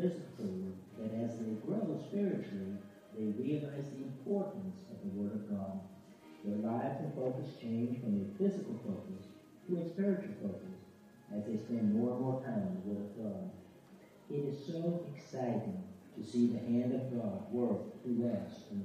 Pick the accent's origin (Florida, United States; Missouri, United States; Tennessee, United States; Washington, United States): Washington, United States; moved away as an adult; also born or lived in Alaska / Arizona; now in Philippines; I was born in Alaska and grew up in Washington State